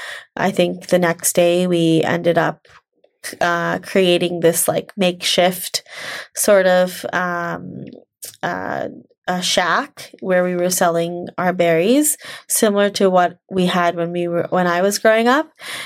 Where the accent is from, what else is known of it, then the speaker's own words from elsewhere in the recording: India; So, you know, growing up as a woman, you're, especially as an Indian woman, you're told, you're given a lot of messages of, okay, you're, after you get your degree, you're supposed to get married and have kids and basically be a mom.